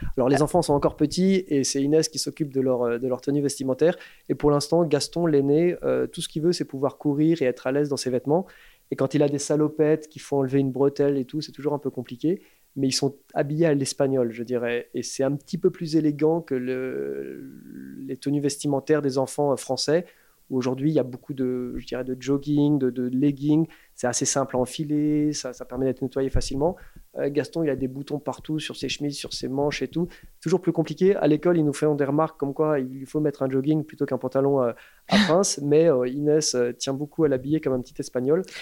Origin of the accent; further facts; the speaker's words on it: Paris, Île-de-France, France; moved away as an adult; also born or lived in London; j'ai grandi à Paris, en tant que Français parisien